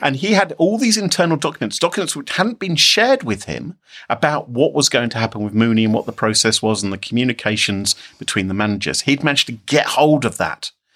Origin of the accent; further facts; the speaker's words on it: United Kingdom; I'm British